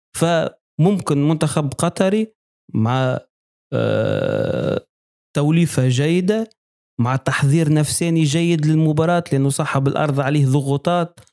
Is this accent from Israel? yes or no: no; Tunisia; accent: Tunisian; بلهجتنا ال- ال- ال- التونسية